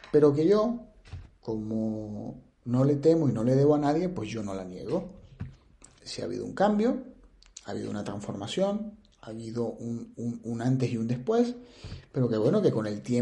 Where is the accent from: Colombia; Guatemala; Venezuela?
Venezuela; moved away as an adult; now in Spain; ese sello de, de ser venezolano, en donde quiera que estés, o en donde quiera que estén. Y eso me hace sentir muy, muy, muy orgulloso de donde vengo.